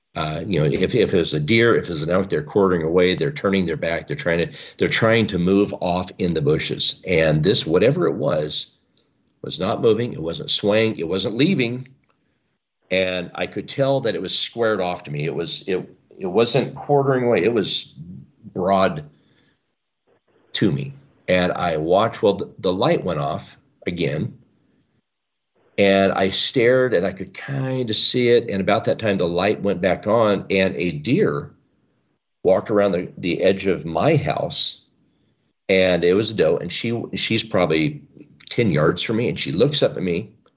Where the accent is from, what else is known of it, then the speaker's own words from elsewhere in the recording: the Northwest, Pacific Northwest, United States; I was raised here in the Northwest